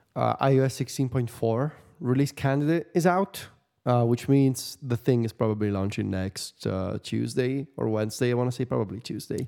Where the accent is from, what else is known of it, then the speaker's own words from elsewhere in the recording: Viterbo, Lazio, Italy; the machina of Santa Rosa in Viterbo? The big celebration in my hometown